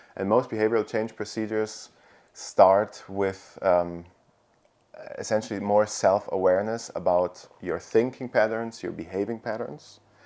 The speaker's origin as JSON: {"language": "English", "country": "Italy", "moved": "yes", "lives_now": "Austria", "said": "I'm originally from Italy, but now currently live in Austria"}